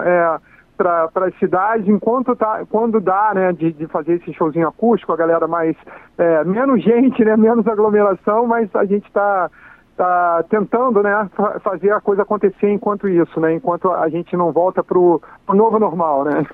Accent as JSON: {"language": "Portuguese", "region": "Rio de Janeiro", "country": "Brazil", "tie": "born or raised there", "said": "A gente foi criado ali na praia, na Barra da Tijuca, lá no Rio"}